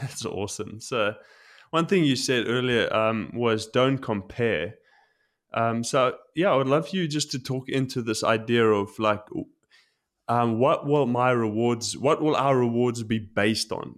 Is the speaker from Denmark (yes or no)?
no; South Africa; now in Tokyo, Japan; growing up in South Africa